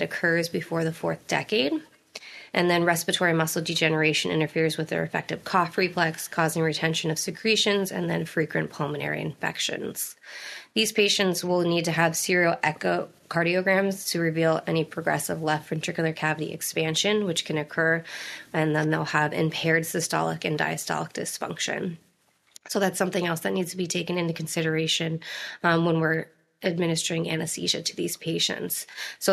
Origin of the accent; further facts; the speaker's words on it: Erie, Pennsylvania, United States; moved away as an adult; also born or lived in New Jersey; now in Baltimore, United States; originally from Erie, Pennsylvania